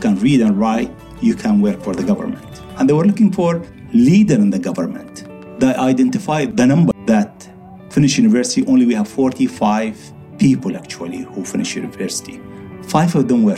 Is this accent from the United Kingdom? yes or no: no; Dubai, United Arab Emirates; I was born in the souk of Dubai, which is the market of Dubai